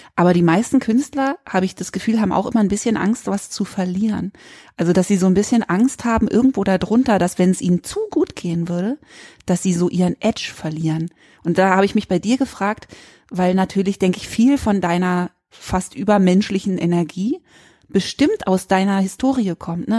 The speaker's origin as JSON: {"language": "German", "region": "Berlin", "country": "Germany", "tie": "born or raised there", "also_born_or_lived": "Freiburg", "moved": "yes", "said": "in meinen Berliner Kindheitsjahren fünfmal umgezogen, bei einer getrennten lesbischen Mutter aufgewachsen, dann von Berlin nach Freiburg"}